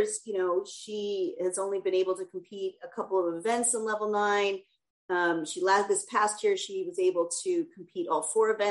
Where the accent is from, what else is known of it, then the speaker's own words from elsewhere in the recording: Edmonton, Alberta, Canada; now in United States; I'm from Edmonton